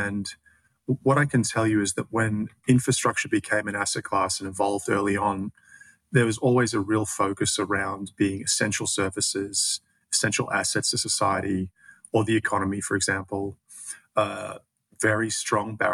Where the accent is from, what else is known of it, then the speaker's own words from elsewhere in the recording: Australia; accent: Australian; moved away; my accent is Australian, and I started my career there